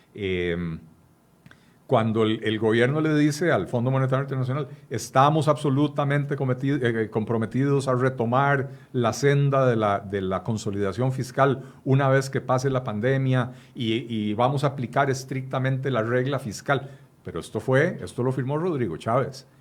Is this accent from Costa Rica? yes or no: yes; Costa Rica; En Costa Rica